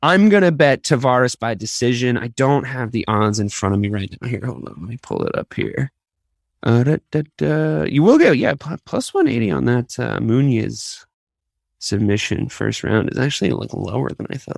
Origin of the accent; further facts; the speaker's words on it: Dublin, Leinster, Ireland; I was born in Dublin. Same place as Conor